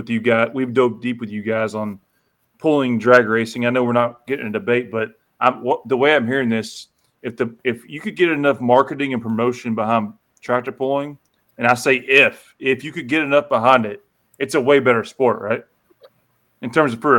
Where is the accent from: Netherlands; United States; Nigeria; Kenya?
United States; Kentucky; I'm from Kentucky